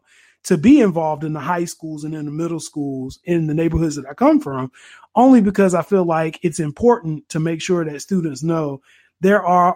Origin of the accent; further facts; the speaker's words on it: Durham, North Carolina, United States; growing up in Durham and being very low income